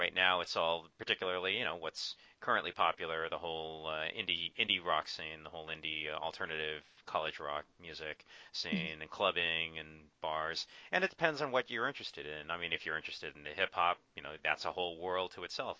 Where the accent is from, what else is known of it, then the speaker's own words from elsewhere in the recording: Orange County, California, United States; also born or lived in Thousand Oaks; I grew up in Orange County, which is uh, you know Anaheim